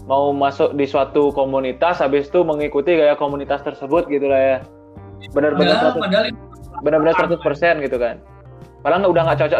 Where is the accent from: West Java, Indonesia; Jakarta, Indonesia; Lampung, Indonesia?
West Java, Indonesia; Bandung; tapi kan kita dari Bandung dari Bandung kotanya kan kita kita kelembangnya